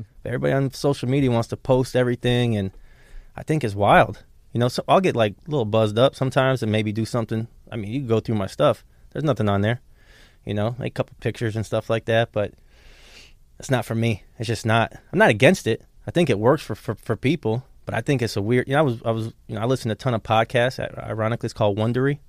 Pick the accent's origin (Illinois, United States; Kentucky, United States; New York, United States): Illinois, United States; Markham; also born or lived in Chicago, Illinois; now in Palm Beach County, United States; I grew up in Chicago during the Jordan era